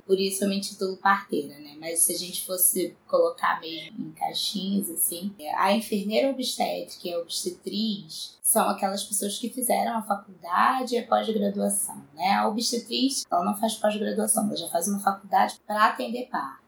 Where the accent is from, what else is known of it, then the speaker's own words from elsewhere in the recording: São Gonçalo, Rio de Janeiro, Brazil; eu nasci em São Gonçalo, cresci como uma menina de bairro pobre mesmo